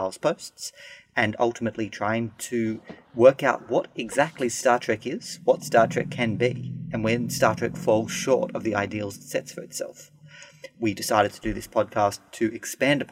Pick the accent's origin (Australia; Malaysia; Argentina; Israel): Australia; I'm a lawyer from Australia